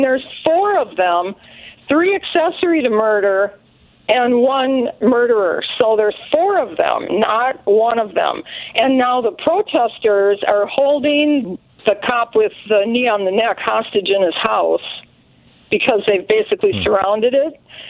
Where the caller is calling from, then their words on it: St. Michael, Minnesota, United States; Hi, I'm calling from Minnesota